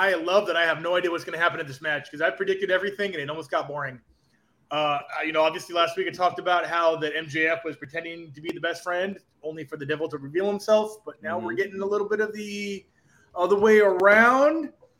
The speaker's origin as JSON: {"language": "English", "town": "Buena Park", "region": "California", "country": "United States", "tie": "born or raised there", "said": "I'm from Buena Park, born and raised. Nazis was a block away from me"}